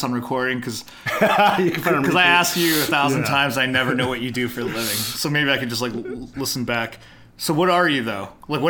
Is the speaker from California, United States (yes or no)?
no; Chicago, Illinois, United States; I was born in Chicago.